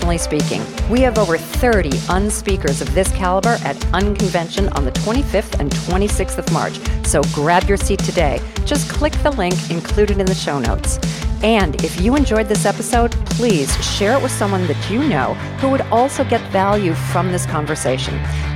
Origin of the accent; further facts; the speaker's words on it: Texas, United States; now in Australia; I'm a Texan